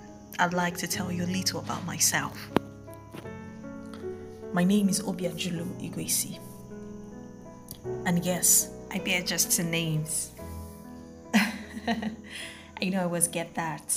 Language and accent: English; Nigeria; I am Nigerian and proudly African.